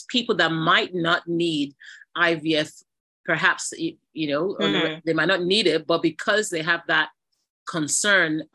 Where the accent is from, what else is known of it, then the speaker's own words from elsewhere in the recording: Nigeria; I'm a Nigerian